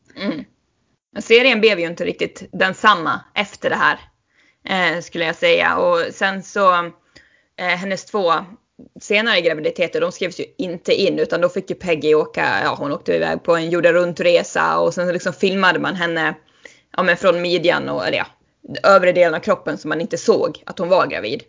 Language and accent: Swedish; Sweden; som svensk